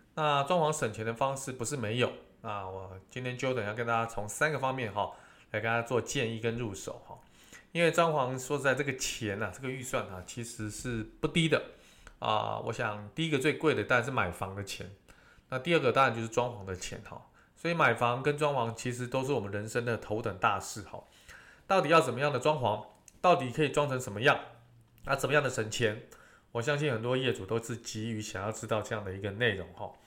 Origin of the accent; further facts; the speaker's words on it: Taiwan; 我们台湾人的一个习俗